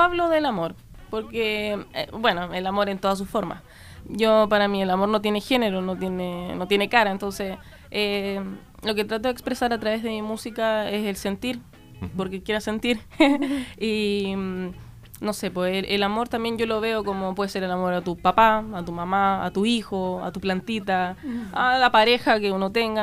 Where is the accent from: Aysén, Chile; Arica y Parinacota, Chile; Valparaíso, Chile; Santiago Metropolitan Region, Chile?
Arica y Parinacota, Chile; Arica; vengo de Arica, bien lejos la herda, de allá el norte de Chile, donde empieza Chile